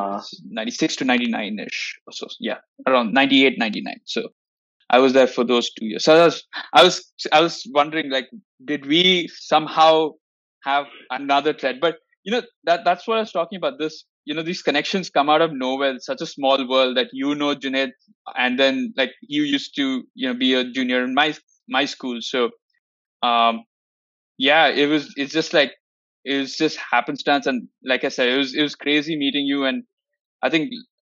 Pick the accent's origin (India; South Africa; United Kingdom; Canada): India; Bangalore, Karnataka; I'm also from Bangalore